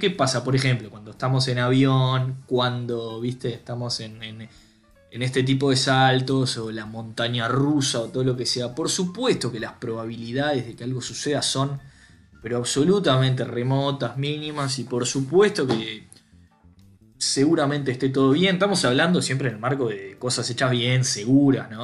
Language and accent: Spanish; Uruguay; nosotros como uruguayos